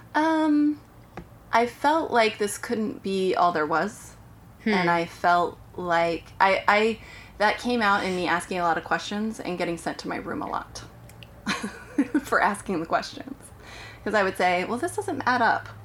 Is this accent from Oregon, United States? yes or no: yes; Portland, Oregon, United States; moved away; I grew up in Portland, Oregon.